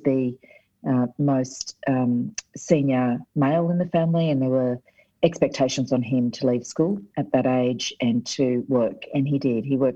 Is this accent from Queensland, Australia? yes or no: yes; Brisbane, Queensland, Australia; born and raised in South Brisbane